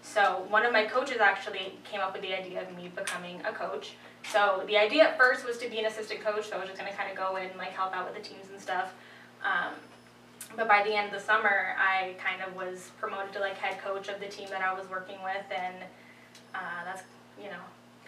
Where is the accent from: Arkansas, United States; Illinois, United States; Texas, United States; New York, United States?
New York, United States; Poughkeepsie; So I'm from Poughkeepsie, New York.